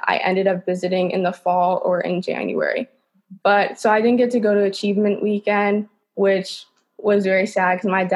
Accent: New York City, New York, United States; I'm from New York City. I live in Manhattan. I've lived here my entire life.

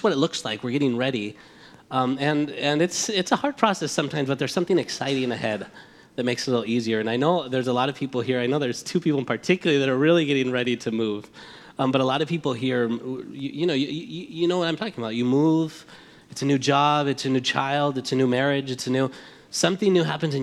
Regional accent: Madrid, Community of Madrid, Spain; now in United States; But we're from Spain. I was born here, raised there

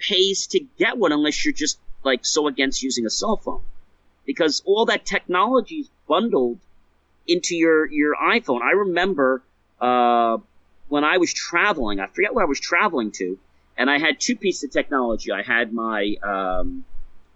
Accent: United States

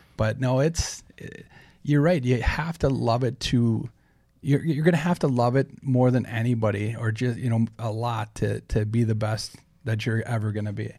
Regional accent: Saint Paul, Minnesota, United States; born and bred on Saint Paul's East Side

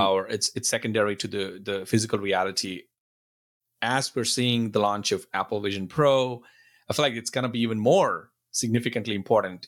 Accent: India; now in Buford, United States; I grew up in India and I, now I'm in, in the U S

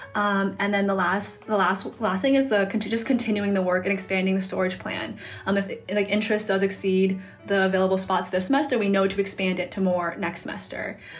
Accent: Hudson, Ohio, United States; I'm from outside of Cleveland, Ohio um, in a small town called Hudson

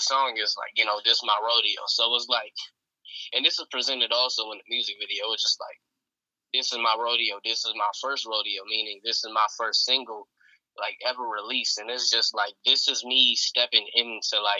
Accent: Philadelphia, Pennsylvania, United States; I grew up in South Philly, and then now I'm in Northeast. So like, yeah, I've been in Philly my entire life and childhood

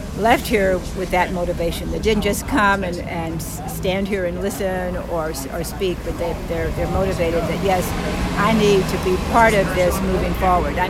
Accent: Dallas, Texas, United States; now in Youngstown, United States; I grew up in Dallas, Texas, but I've lived here a good part of my life

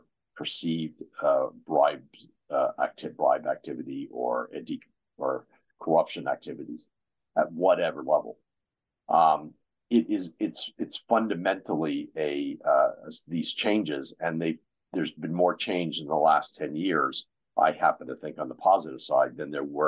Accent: United States; my home country, the U.S.

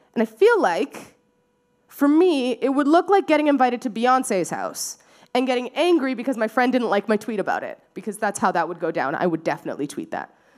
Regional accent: Surrey, British Columbia, Canada; now in Vancouver, Canada; I grew up in Surrey. Uh, so really close to here, just down, down the highway

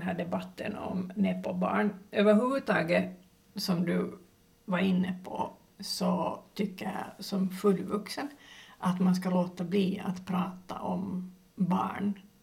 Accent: Finland; jag är finlandssvensk

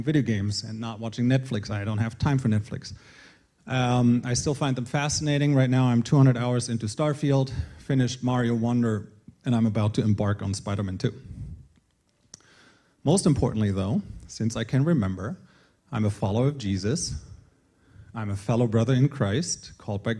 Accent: Northern Germany, Germany; moved away as an adult; now in Colorado, United States; I was born and raised in Germany before I met my American wife and left Germany at the age of 27.

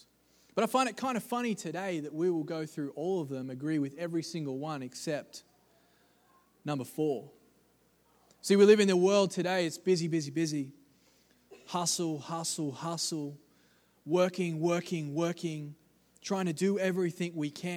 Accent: Australia; I'm from Australia

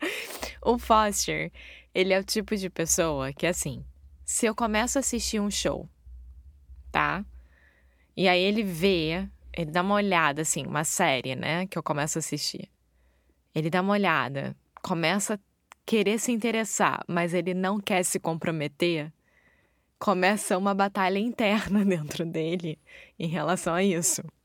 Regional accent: Rio de Janeiro, Brazil; moved away; Eu sou brasileira, carioca do Rio de Janeiro

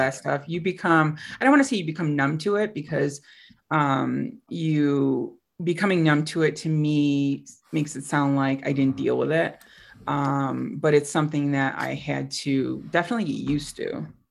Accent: upstate New York, United States; moved away as an adult; also born or lived in Costa Rica; it's my hometown, um, you know, small city in upstate New York.

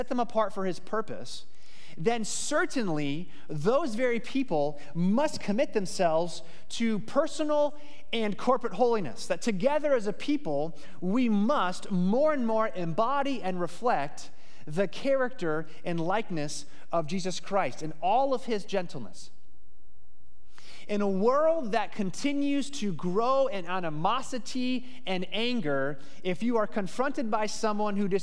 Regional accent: Phoenix, Arizona, United States; I grew up in Phoenix, Arizona.

